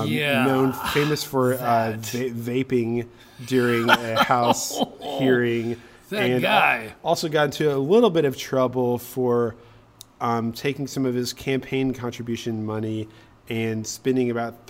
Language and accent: English; Powell, Tennessee, United States; born or raised there